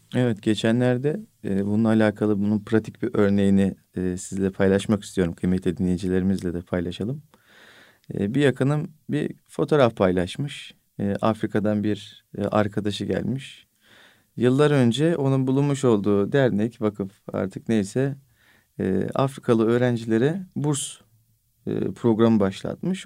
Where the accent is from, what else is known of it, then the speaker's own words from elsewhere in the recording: Bolu Province, Turkey; benim memleketim Bolu